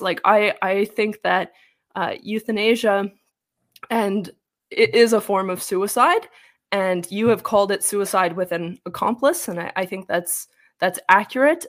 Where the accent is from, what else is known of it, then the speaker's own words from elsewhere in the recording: same province as Jordan Peterson, Alberta, Canada; I'm even from the same province as Jordan Peterson.